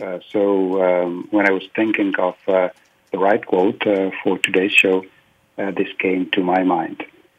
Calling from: Prague, Czechia; You know, I'm calling from Prague, and actually we have already a late afternoon here

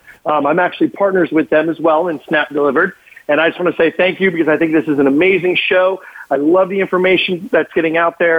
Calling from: Florida, United States; South Florida.

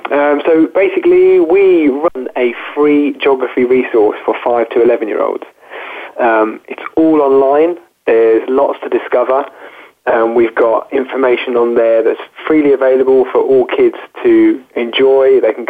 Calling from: Chelmsford, East of England, United Kingdom; I'm calling from Chelmsford in Essex, which is about half an hour away from London in the UK.

